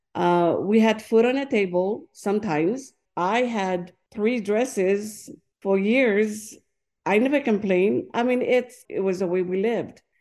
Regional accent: French Polynesia; English is a second language; moved away as an adult; also born or lived in Tuamotu Islands; now in Hawaii, United States; I was born and raised in Tahiti.

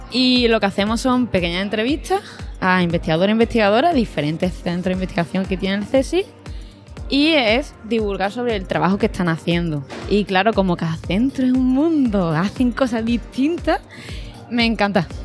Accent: Seville, Andalusia, Spain; Estoy en Sevilla, que yo creo que yo soy de Sevilla

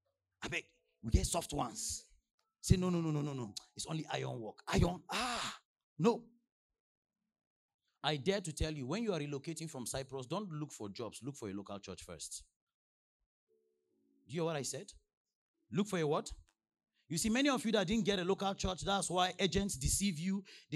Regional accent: Nigeria; before I came from Nigeria, they were sending updates.

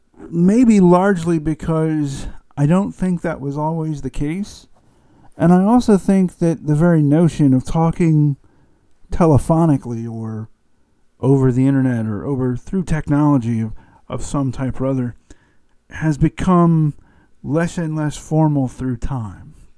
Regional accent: the South, United States; I live in the South and I'm from the South

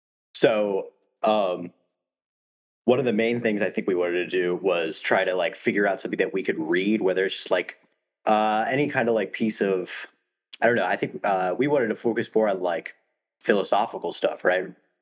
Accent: Ohio, United States; we're both from Ohio.

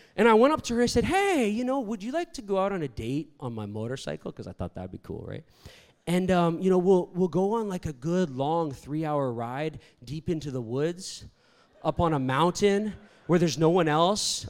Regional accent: Toronto, Ontario, Canada; moved away as an adult; also born or lived in Virginia, United States; I'm Canadian, I'm from Toronto, but I went to school in Virginia, a university called Liberty University

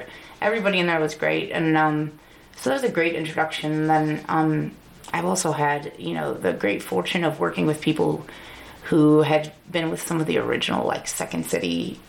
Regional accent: Northwest Indiana, United States; moved away as an adult; now in Chicago, United States; I grew up in Indiana, where it's kind of rural, we have, like, you know, like several acres of land and a pond and, like, horses.

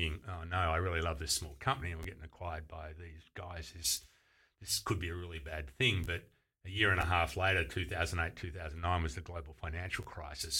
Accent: Geelong, Victoria, Australia; I grew up in Geelong, which was, you know, 15 minutes from Torquay and Bells Beach

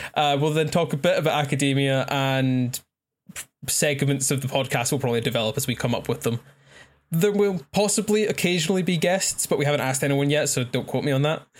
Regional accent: Scotland, United Kingdom; I'm Scottish.

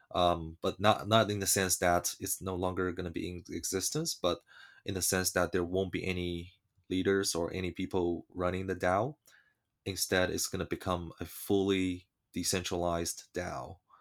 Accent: China; moved away; I was born in China and gr-, growing up in China

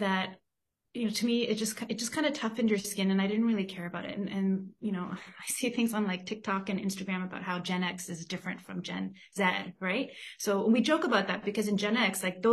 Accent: Toronto, Ontario, Canada; now in Vancouver, Canada; I was born in Toronto, but my parents immigrated from Korea in the 70s

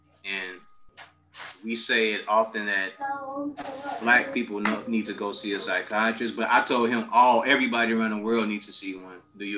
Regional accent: Chicago, Illinois, United States; growing up in Chicago

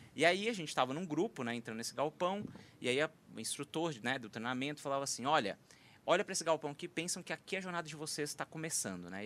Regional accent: interior of Minas Gerais, Brazil; moved away; sou mineiro de origem, do interior de Minas

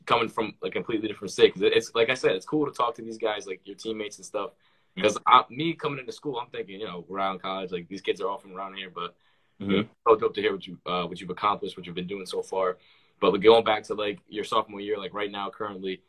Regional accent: Johnston, Rhode Island, United States; I grew up in Johnston. I've been in Johnston like my whole life.

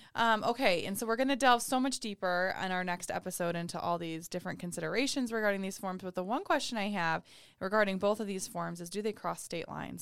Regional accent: Oregon, United States; moved away; I'm from Oregon

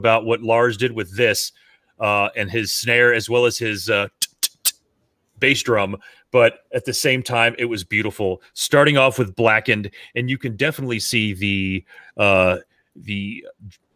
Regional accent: South Florida, United States; growing up in South Florida

